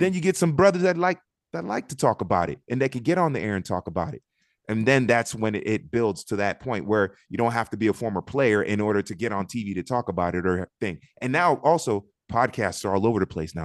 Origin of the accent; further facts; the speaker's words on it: Miami, Florida, United States; also born or lived in Augusta, Georgia; I grew up in Miami